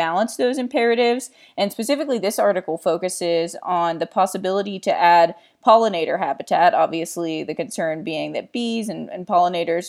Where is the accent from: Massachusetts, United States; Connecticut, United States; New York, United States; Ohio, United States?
Ohio, United States; my home state Ohio